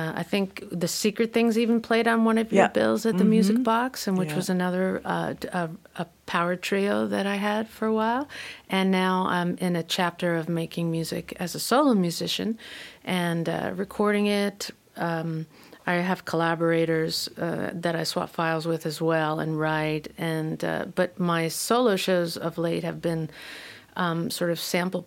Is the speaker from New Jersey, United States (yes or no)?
yes; north of New Jersey, United States; now in Los Angeles, United States; Originally from the north of New Jersey, moved out to Los Angeles and have been here for quite a while now